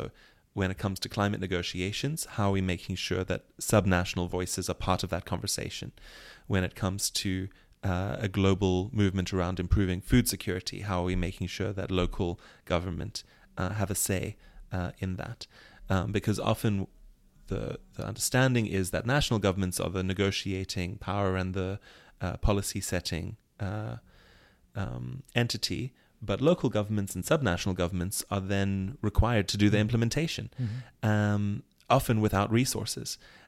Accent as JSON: {"language": "English", "country": "South Africa", "said": "as a South African, there's a whole set of fraught identities and activities that you have to take on as a resident or a citizen."}